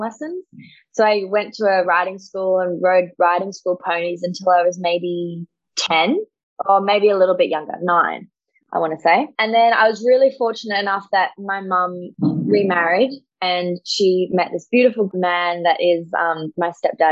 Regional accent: Sydney, New South Wales, Australia; also born or lived in Blue Mountains; I am 20 years old and I'm from Sydney.

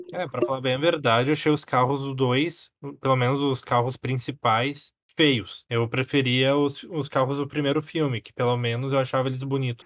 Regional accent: Brazil; somos nós brasileiros

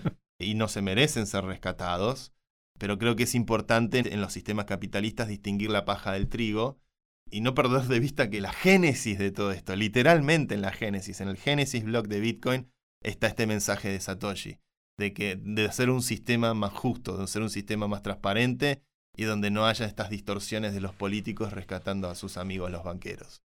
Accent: Argentina; soy argentino

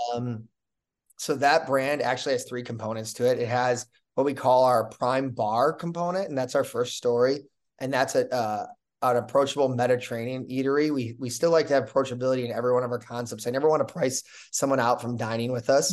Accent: Chicago, Illinois, United States; when I grew up in Chicago

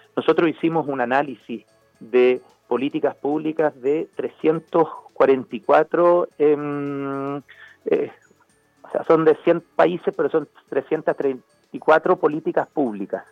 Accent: Chile; como chilenos

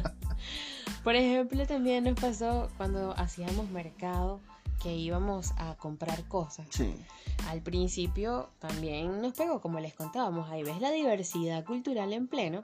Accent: Venezuela; now in Chile; como dice uno en Venezuela

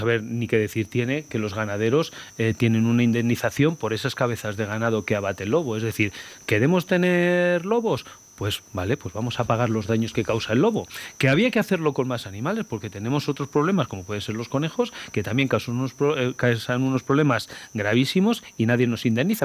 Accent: Castile and León, Spain; yo, que soy una persona que nací en mi pueblo, que tengo mi trabajo allí, y que he sido alcalde 12 años

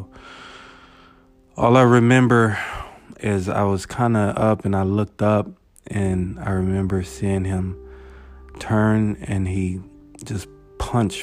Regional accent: United States; growing up in Valley View, it was chill

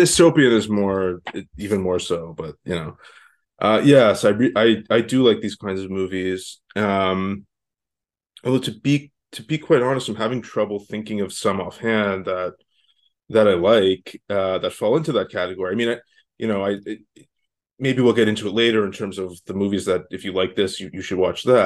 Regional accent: Canada; now in Los Angeles, United States; I'm not from the States originally. I live in L A now. I'm from Canada

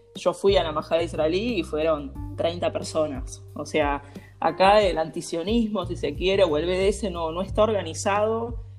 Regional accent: Argentina

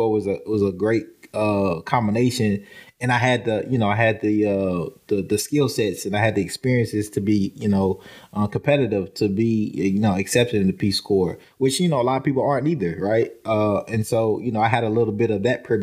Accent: Nashville, Tennessee, United States; also born or lived in Paraguay; Nashville, like, home is home.

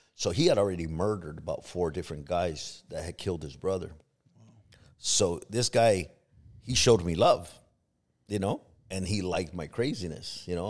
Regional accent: Los Angeles, California, United States; moved away as an adult; also born or lived in Compton / Long Beach / Tucson; now in Arizona, United States; I grew up in Harbor City, which is by, uh, Long Beach and San Pedro area

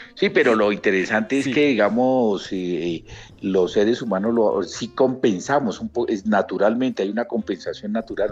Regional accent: Colombia; como estudiantes colombianos con y sin discapacidad

